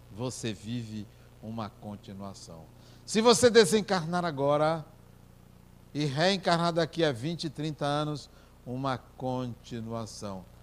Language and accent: Portuguese; Brazil; eu me apresentei, sou brasileiro, venho aqui conhecer.